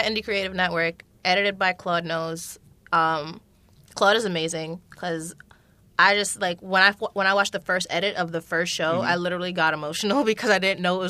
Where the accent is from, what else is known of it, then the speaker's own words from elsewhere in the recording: Jamaica; I'm Jamaican, so I think everything is fake.